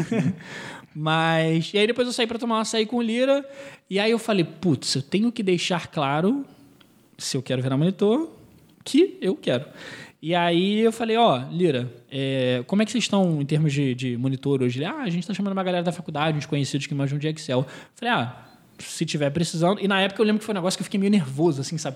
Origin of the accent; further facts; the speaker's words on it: Israel; now in Brazil; eu sou israelense